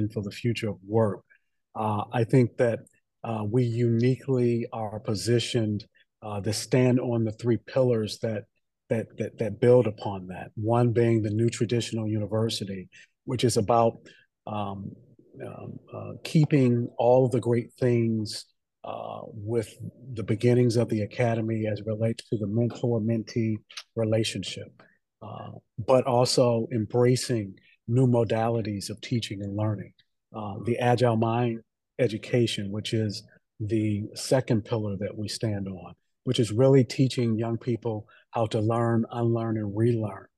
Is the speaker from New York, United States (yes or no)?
no; Detroit, Michigan, United States; I grew up in Detroit